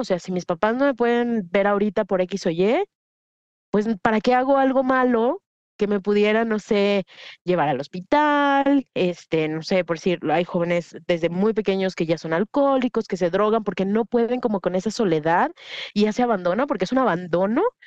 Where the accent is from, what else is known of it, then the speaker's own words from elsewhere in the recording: Mexico; moved away as an adult; also born or lived in Mexico City / United States / London; now in Guadalajara, Mexico; A mi ciudad natal llegaron unos grupos de estos delictivos y mi mamá lo que hizo fue mandarme fuera de la ciudad